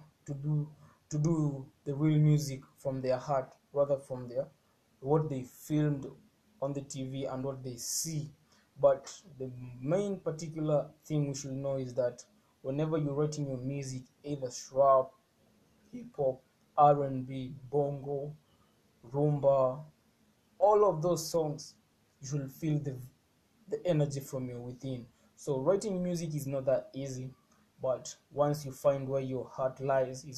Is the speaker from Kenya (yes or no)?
yes; Kenya; I'm from Kenya, 254, and I'm proud to be from the East.